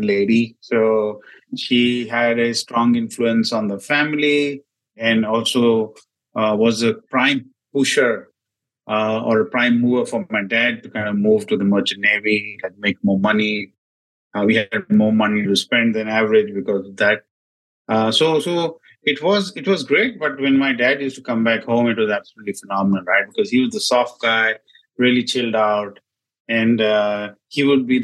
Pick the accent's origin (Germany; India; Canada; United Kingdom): India; New Delhi, Delhi; moved away as an adult; now in Singapore; I grew up in a city called New Delhi, which is the capital of India